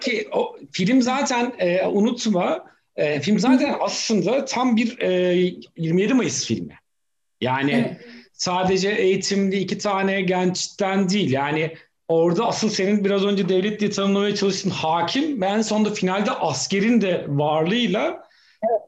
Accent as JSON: {"language": "Turkish", "region": "Artvin", "country": "Turkey", "moved": "yes", "lives_now": "Istanbul, Turkey", "said": "ben Artvinliyim."}